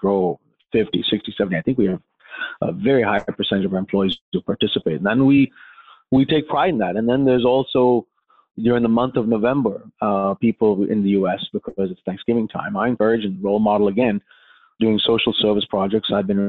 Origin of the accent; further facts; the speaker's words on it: India; now in United States; I grew up in India around poverty, and I saw slums and shelters and people homeless.